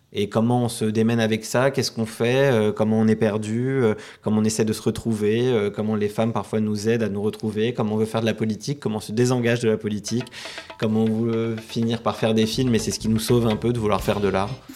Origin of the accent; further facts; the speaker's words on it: Paris, Île-de-France, France; moved away as an adult; also born or lived in Lebanon; Je suis né et j'ai grandi à Paris